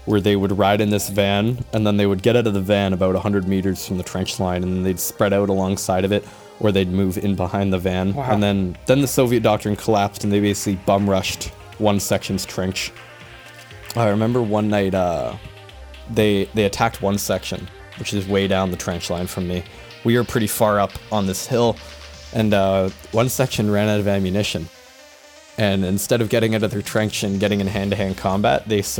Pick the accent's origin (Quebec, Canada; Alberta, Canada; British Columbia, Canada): British Columbia, Canada; Kelowna or Vernon; I'm a primary reservist in my hometown. I won't just toss out my hometown, but if you're smart enough, you can guess it's one of two, because my unit is stationed across two towns, with 4-1 Squadron in Kelowna and 4-2 Squadron in Vernon